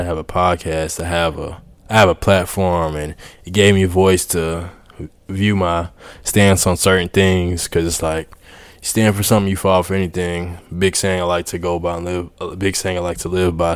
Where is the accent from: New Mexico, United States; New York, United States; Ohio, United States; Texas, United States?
Texas, United States; Houston; moved away as an adult; now in Poland; I grew up in Houston